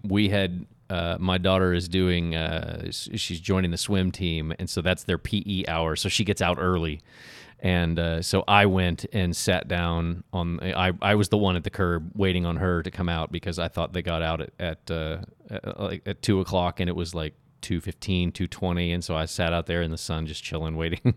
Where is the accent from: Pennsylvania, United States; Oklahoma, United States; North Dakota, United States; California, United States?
Oklahoma, United States; Oklahoma City; I grew up in Oklahoma City